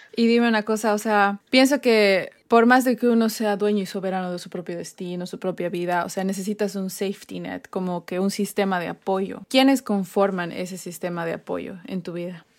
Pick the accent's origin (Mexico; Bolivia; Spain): Bolivia; moved away